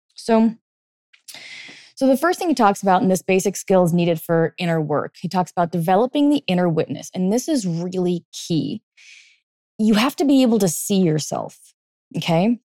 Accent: California, United States; now in East Coast, United States; I grew up in, like, California in the eighties

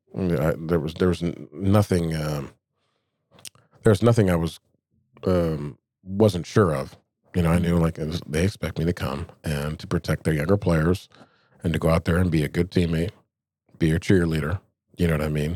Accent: Anchorage, Alaska, United States; I grew up here in Anchorage

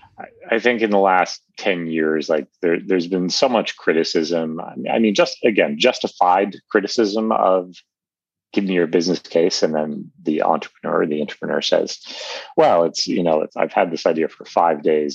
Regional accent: New York City, New York, United States; moved away as an adult; also born or lived in Taiwan / Germany / Vietnam / Switzerland; I was born in New York City.

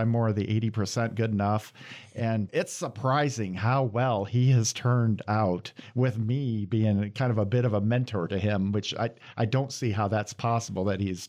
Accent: Iowa, United States; moved away as an adult; now in Michigan, United States; I'm from Iowa originally, and I went to school at Iowa State, and I moved 20 years in the military and then moved to Michigan. I've been here about 8 years. So I think now I'm starting to transform into a true Michigander.

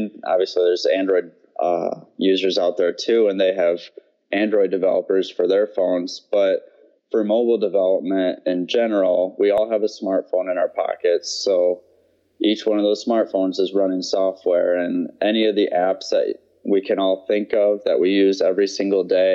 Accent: Michigan, United States; moved away as an adult; also born or lived in North Carolina / Wisconsin / Georgia; I grew up in Michigan

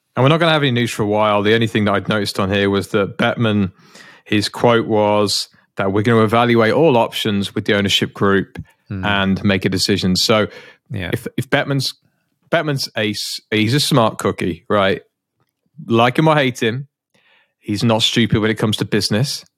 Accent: United Kingdom; as a Brit

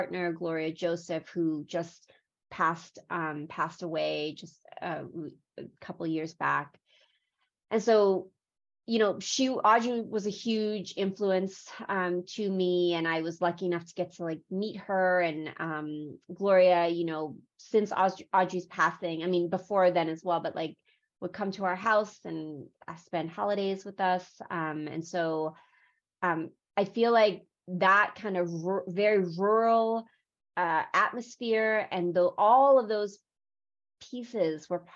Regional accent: U.S. Virgin Islands; also born or lived in South Korea; I was born in Korea. I was adopted to St. Croix in the U.S. Virgin Islands when I was 6 months old

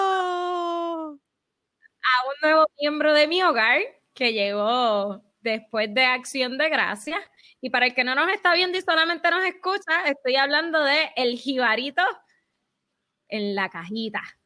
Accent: Puerto Rico; aún siendo nosotros todos puertorriqueños

